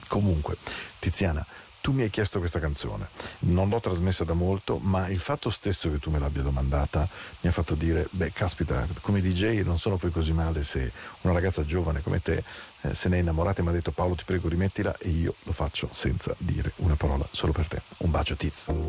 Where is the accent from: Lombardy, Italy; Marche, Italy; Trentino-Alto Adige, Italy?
Lombardy, Italy; Milan; moved away as an adult; also born or lived in Canton Ticino; now in Ticino, Switzerland; noi che siamo nati a Milano